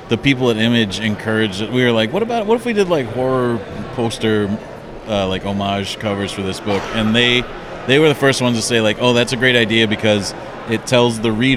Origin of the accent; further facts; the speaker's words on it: Midwest, United States; I'm from the Midwest